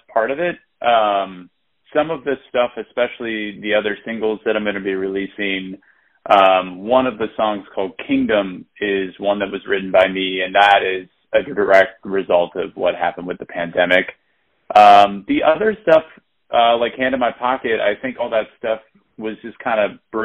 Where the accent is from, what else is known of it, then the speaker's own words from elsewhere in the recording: St. Louis, Missouri, United States; moved away as an adult; now in New York City, United States; I was born in St. Louis, Missouri